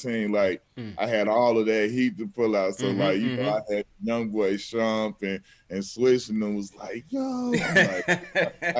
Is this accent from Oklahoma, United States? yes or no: no; Chicago, Illinois, United States; moved away; I'm from Chicago